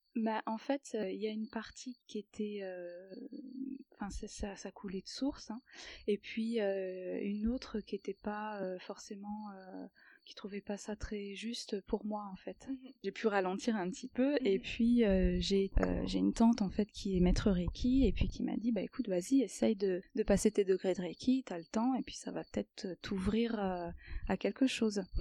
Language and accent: French; France; moved away as an adult; also born or lived in Paris region, France; now in Switzerland; je suis arrivée ici en Suisse, puisque je suis française, j'habitais avant dans la région parisienne